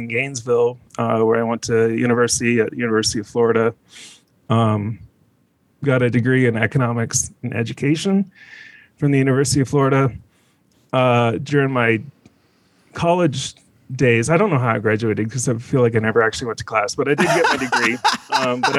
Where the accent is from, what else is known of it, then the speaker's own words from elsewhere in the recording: London, Ontario, Canada; moved away; I was born in London, Ontario, Canada, which is essentially between Detroit, Michigan and Toronto, Ontario, two hours either way